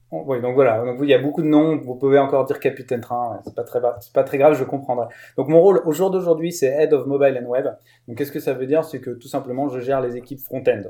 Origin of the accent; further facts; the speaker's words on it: Lower Normandy, France; moved away; also born or lived in Rennes; donc je suis né en Normandie, en basse Normandie, mais maintenant réunifié Normandie.